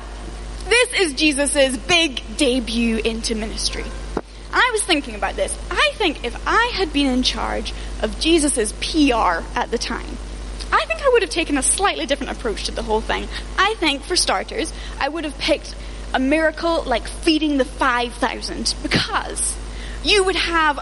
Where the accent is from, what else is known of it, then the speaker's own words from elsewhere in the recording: United Kingdom; especially as British people